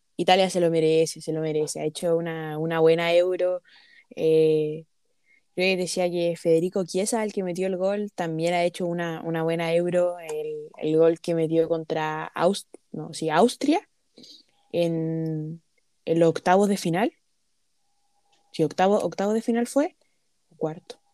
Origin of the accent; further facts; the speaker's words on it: Chile; also born or lived in Brazil; como chileno